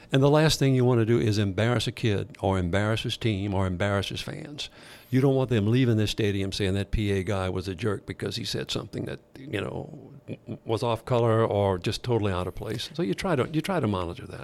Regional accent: Thibodaux, Louisiana, United States; growing up in Thibodeau

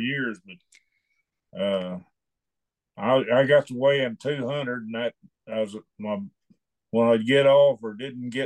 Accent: Sardis, Oklahoma, United States; I growed up about 25 miles from here at Sardis, Oklahoma.

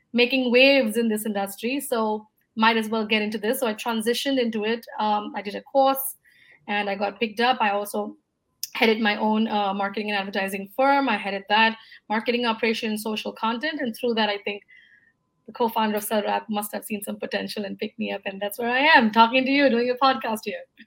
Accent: India; moved away as an adult; also born or lived in Singapore / Dubai / United States; before moving back to my home country, India, I was in the US for about five years

